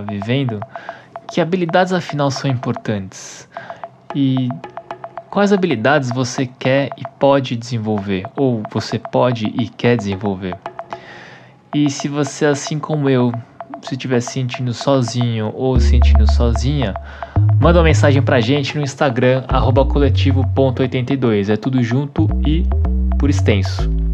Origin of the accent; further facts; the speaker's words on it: Brazil; Para mim, que sou brasileiro